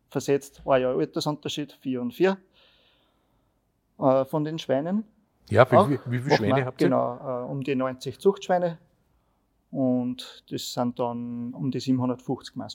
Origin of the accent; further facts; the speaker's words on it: Schlierbach, Upper Austria, Austria; auch bei uns in Schlierbach, die haben wir auch